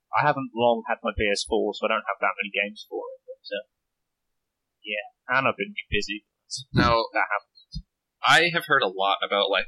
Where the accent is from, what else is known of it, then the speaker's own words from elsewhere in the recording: United States; also born or lived in Reading, California; I am from the United States on the East Coast right now.